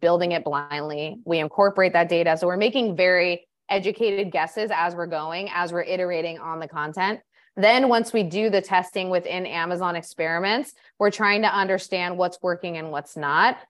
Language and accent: English; Orange County, California, United States; moved away as an adult; now in Peru; I grew up in Orange County, California